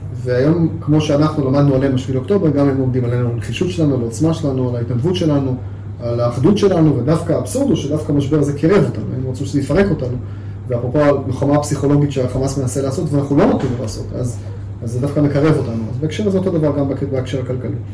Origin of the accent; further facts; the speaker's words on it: Israel; גם כישראלי וכיהודי גאה